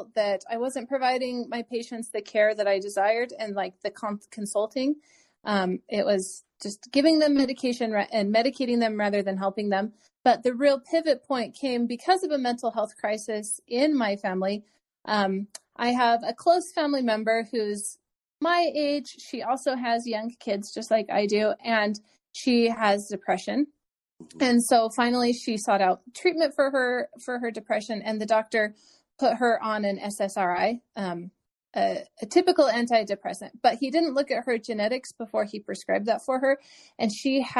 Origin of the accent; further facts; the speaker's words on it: Wyoming, United States; I was growing up in Wyoming and they have a great school of pharmacy program